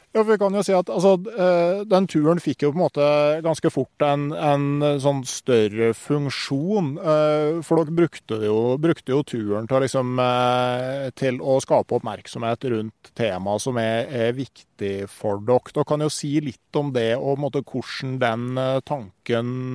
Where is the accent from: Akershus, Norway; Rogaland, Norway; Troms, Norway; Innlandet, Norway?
Innlandet, Norway; Gausdal; hjembygda mi, der jeg er oppvokst